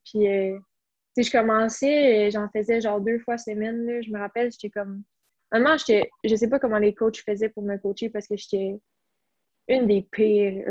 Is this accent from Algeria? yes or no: no; Blainville, Quebec, Canada; born or raised there